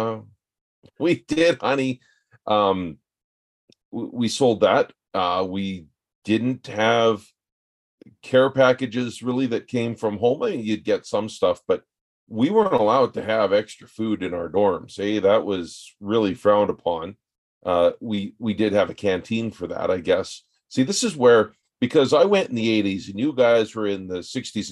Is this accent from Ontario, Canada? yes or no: no; Northern Alberta, Canada; I grew up in Northern Alberta with a single parent home.